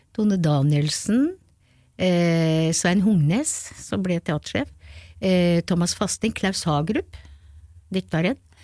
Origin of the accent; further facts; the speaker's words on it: Kongsberg, Buskerud, Norway; jeg er født på Kongsberg og jeg elsker den byen, så Kongsberg snakker jeg alltid om